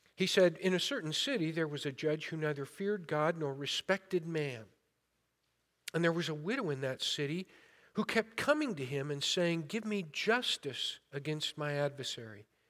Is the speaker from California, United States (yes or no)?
yes; Modesto, California, United States; I was born and raised in Modesto